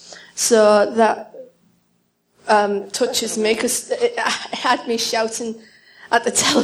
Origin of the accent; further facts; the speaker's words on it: Stockton-on-Tees, North East England, United Kingdom; Northeast England. Yes, a little place called Stockton-on-Tees, where the railways were made.